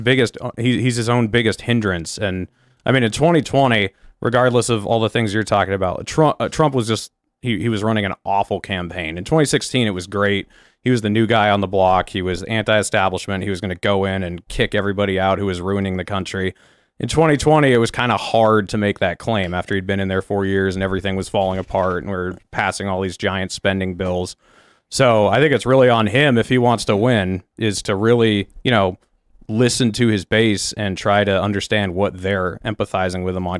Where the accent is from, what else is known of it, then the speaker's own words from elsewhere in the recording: New Hampshire, United States; I'm from New Hampshire.